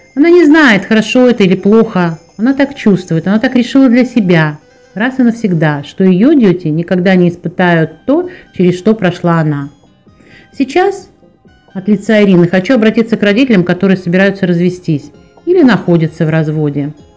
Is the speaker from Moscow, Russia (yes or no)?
yes; Moscow, Russia; Я москвичка.